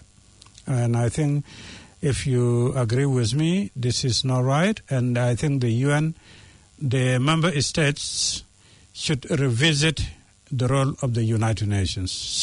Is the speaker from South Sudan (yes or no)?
yes; South Sudan; I come from South Sudan. South Sudan, I was born in war, raised in war, and now live in war